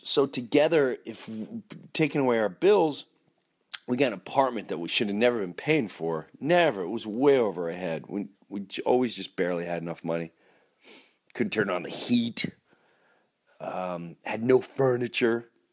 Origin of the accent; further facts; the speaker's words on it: Long Island, New York, United States; also born or lived in Florida; I grew up in Long Island, lived in Long Island